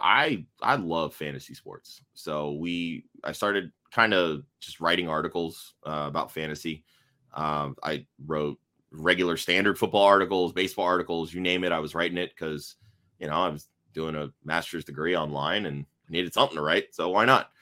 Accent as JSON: {"language": "English", "area": "Tampa Bay area", "region": "Florida", "country": "United States", "tie": "born or raised there", "said": "I grew up outside the Tampa Bay area"}